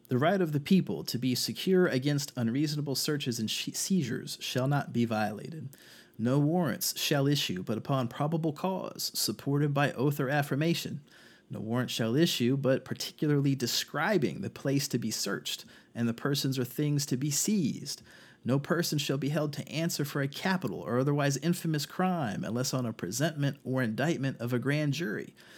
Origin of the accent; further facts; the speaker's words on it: North Carolina, United States; my home state of North Carolina